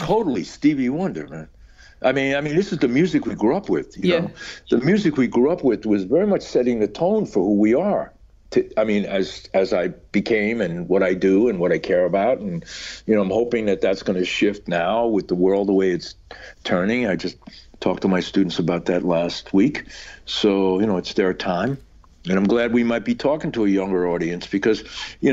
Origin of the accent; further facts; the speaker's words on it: New York City, New York, United States; growing up in New York at that time